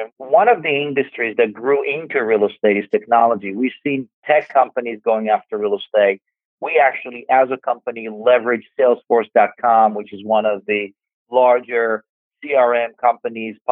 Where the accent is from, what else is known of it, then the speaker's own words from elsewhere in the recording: Israel; now in New York City, United States; I grew up in Israel